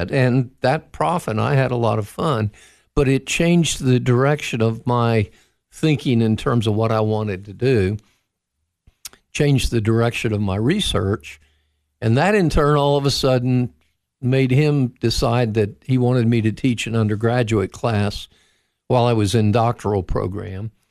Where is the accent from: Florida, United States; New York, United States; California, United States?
Florida, United States; also born or lived in -; But I grew up after we moved to Florida while I was at 14. I, I grew up near the Kennedy Space Center.